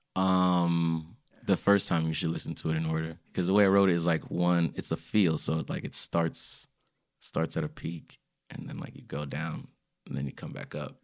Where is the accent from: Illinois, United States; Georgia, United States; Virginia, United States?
Virginia, United States; Springfield; also born or lived in Washington, D.C.; I was born in D C, grew up in Springfield, Virginia, but both my parents are from Ghana